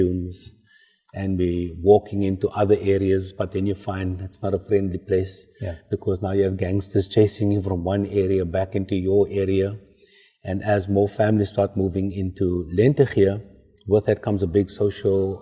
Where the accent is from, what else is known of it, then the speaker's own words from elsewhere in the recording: Cape Town, Western Cape, South Africa; also born or lived in Mitchells Plain; I grew up with in District 6, the traditional sounds, the Guma music